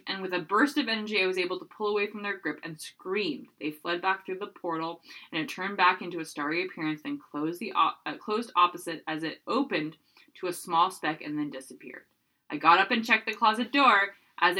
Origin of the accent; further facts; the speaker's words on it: Burnaby, British Columbia, Canada; in my hometown, Burnaby, BC. It looks like it is actually near Loheed, where I used to live